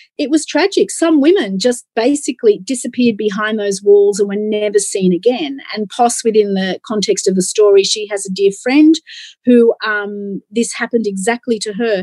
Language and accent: English; Australia; moved away as an adult; also born or lived in England; I am an Aussie and I've been an Aussie my whole life